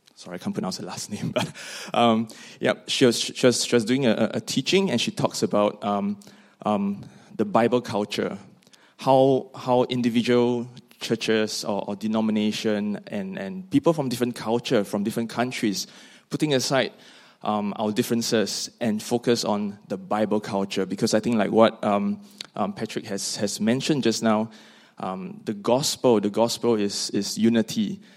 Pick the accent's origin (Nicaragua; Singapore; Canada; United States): Singapore; moved away as an adult; now in Scotland; from Singapore